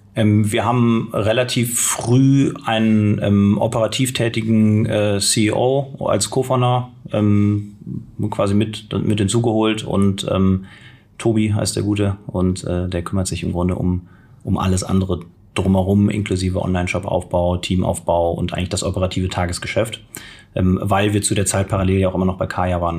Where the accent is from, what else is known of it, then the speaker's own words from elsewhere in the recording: Cologne, North Rhine-Westphalia, Germany; moved away as an adult; also born or lived in Berlin; ich komme gebürtig aus Köln